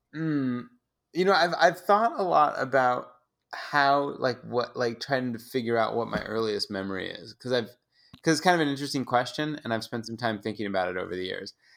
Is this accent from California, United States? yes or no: yes; San Francisco, California, United States; I'm from Haight Ashbury. I'm from the same block that the famous …, …, … house is on.